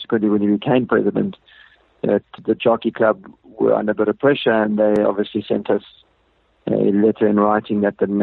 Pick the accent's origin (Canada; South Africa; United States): South Africa